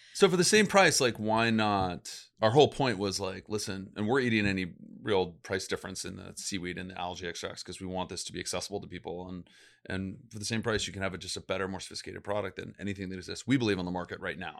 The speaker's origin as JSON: {"language": "English", "town": "Los Angeles", "region": "California", "country": "United States", "tie": "born or raised there", "said": "I was born actually in Los Angeles"}